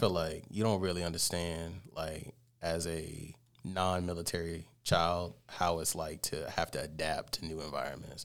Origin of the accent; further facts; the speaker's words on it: Columbus, Georgia, United States; I was born and raised in Columbus, Georgia